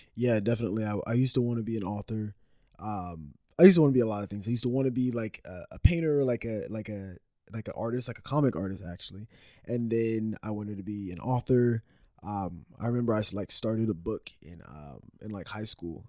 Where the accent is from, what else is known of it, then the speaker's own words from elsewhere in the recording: Dallas, Texas, United States; also born or lived in Orlando, Florida; now in Austin, United States; I was born in uh like the Dallas area and then I moved from there to Orlando, Florida. Lived there for like 7 years and then moved back to the Dallas area um, for like middle school, high school age